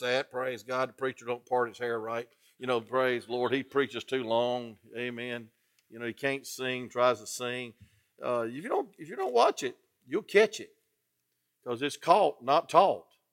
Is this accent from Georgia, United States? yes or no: yes; Atlanta, Georgia, United States; I'm from Atlanta